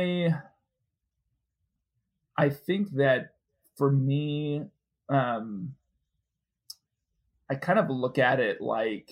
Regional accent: Minneapolis, Minnesota, United States; moved away as an adult; also born or lived in Wheaton, Illinois; I grew up in Minneapolis, so I was a Midwesterner.

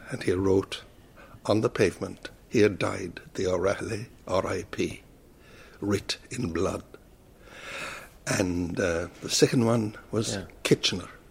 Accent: Kerry, Munster, Ireland; accent: Kerry; moved away as an adult; also born or lived in Dublin; my Kerry accent

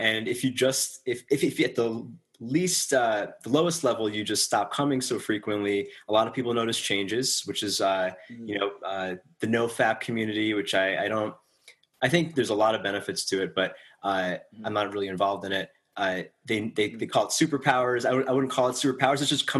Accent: New York, United States; In New York.

